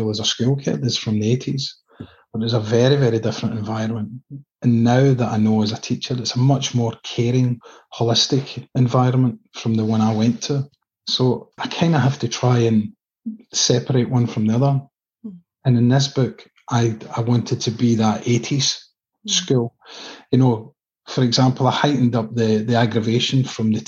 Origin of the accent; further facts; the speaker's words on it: Coatbridge, Scotland, United Kingdom; Coat Bridge is where I was brought up and now live.